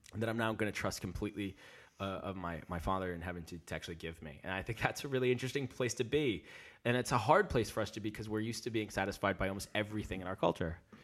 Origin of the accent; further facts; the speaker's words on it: United States; moved away as an adult; now in London, United Kingdom; live, uh, in London, and I'm from America